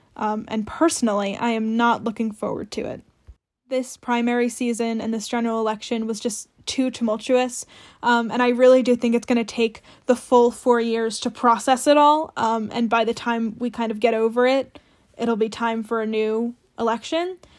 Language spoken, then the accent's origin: English; New Jersey, United States; moved away as an adult; also born or lived in Greentown, Pennsylvania; now in Washington, D.C., United States; I grew up in New Jersey, so my mayor was Chris Christie for a long time